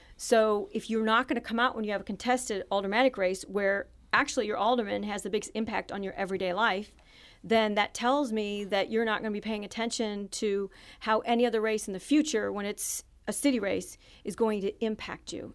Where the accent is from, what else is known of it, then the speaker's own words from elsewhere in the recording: Jefferson City, Missouri, United States; also born or lived in Saint Louis, Missouri; I grew up in Jefferson City, Missouri until I was going into high school